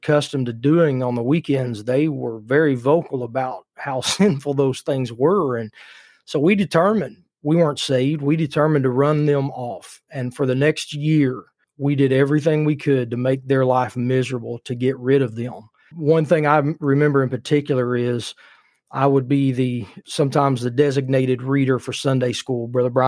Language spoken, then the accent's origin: English; Indiana, United States; I was raised in Indiana.